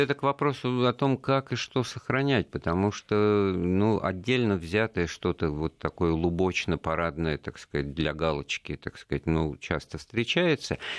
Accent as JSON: {"language": "Russian", "region": "Moscow", "country": "Russia", "tie": "born or raised there", "said": "как два старых коренных э, москвича"}